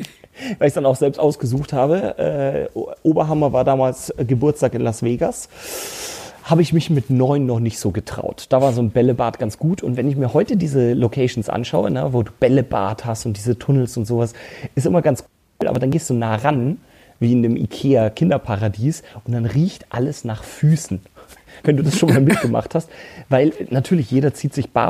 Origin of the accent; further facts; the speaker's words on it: Munich, Bavaria, Germany; Ich bin ja geboren und aufgewachsen in München. Und zwar wirklich in der Innenstadt München.